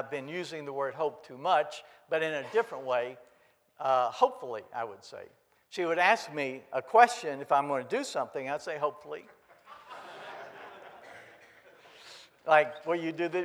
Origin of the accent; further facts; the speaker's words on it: Kentucky, United States; I grew up in Kentucky